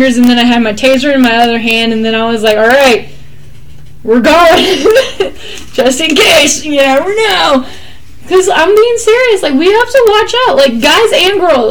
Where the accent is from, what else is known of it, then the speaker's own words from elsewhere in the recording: Texas, United States; I'm from Texas